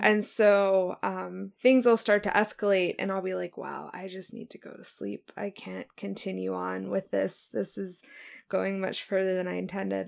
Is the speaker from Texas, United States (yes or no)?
no; Oklahoma, United States; moved away; also born or lived in Norman, Oklahoma / Pittsburgh, Pennsylvania; I am from Oklahoma. I'm a dual citizen, 14 years in Norman, 15 years in Pittsburgh